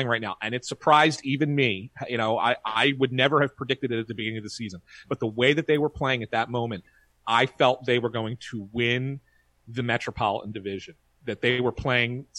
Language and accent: English; Philadelphia, Pennsylvania, United States; I grew up here in Philly